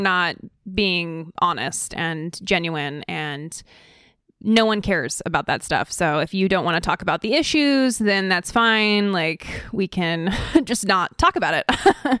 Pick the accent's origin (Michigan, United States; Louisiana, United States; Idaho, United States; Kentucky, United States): Idaho, United States; also born or lived in California; I'm actually originally from California. My family moved to Idaho to be closer to Aryan nations